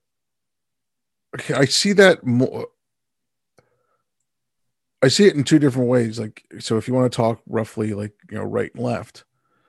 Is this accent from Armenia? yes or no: no; India; I'm from India